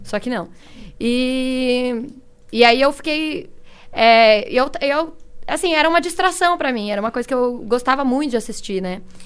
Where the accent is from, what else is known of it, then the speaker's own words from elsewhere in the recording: São Paulo, Brazil; Sou de São Paulo